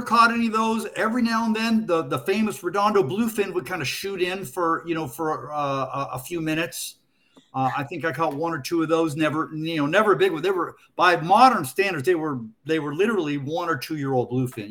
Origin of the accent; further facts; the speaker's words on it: Culver City, California, United States; I lived, I grew up in Culver City, California